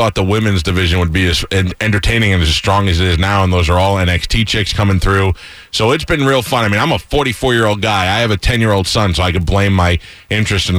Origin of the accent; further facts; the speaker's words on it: New York City, New York, United States; I'm from Staten Island